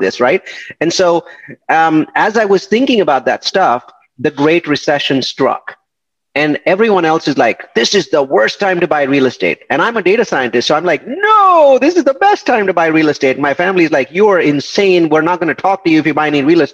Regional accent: India; moved away as an adult; I'm from India and I came here in 1997

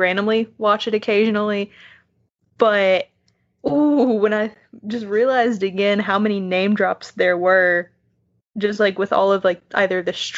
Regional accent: Bowling Green, Kentucky, United States; I'm from Bowling Green. I went to Western Kentucky University where John Carpenter went.

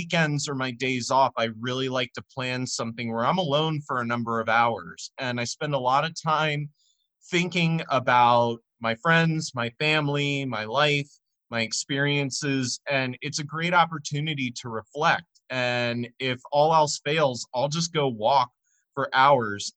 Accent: Gaithersburg, Maryland, United States; my hometown of Gaithersburg

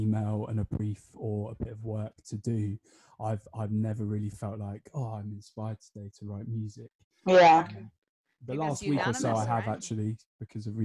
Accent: United Kingdom; obviously I'm not from Ireland, and being the only Brit

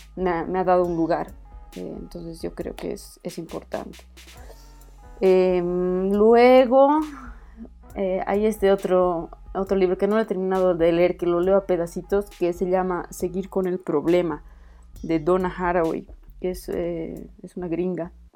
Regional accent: Bolivia; soy boliviana

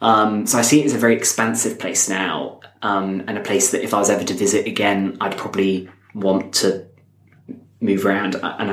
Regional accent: Stratford-upon-Avon, West Midlands, United Kingdom; moved away as an adult; now in Oxford, United Kingdom; I was in my hometown, Stratford-upon-Avon.

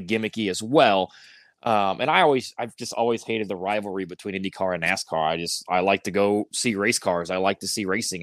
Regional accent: Northwest Indiana, United States; I grew up in Northwest Indiana

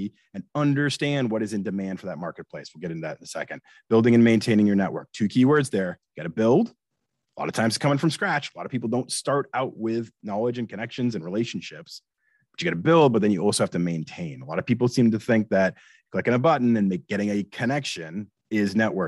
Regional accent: Boston, Massachusetts, United States; moved away as an adult; also born or lived in Delaware / Atlanta / Seattle; now in Philadelphia, United States; I grew up in Boston

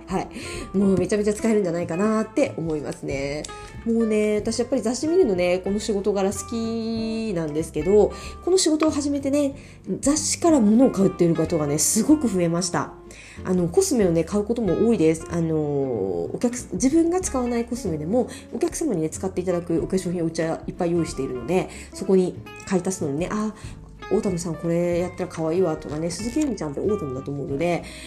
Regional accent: Miyazaki, Japan; 私もねもちろん宮崎出身

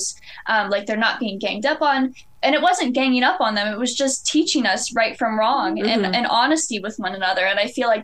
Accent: Lexington, Ohio, United States; we are from Lexington. It's literally a village.

